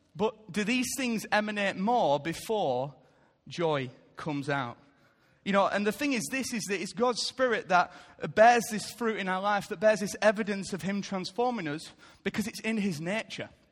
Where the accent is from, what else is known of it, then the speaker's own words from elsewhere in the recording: United Kingdom; I love being British